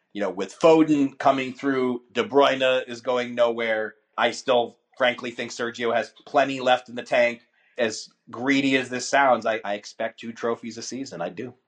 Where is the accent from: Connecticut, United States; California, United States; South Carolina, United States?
California, United States; my little fifth grade team in California